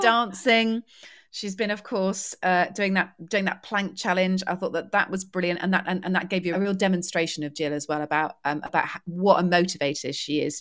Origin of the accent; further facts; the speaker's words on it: United Kingdom; being British